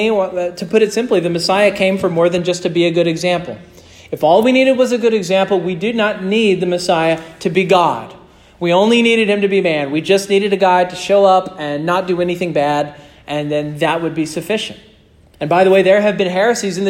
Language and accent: English; Stafford, Kansas, United States; moved away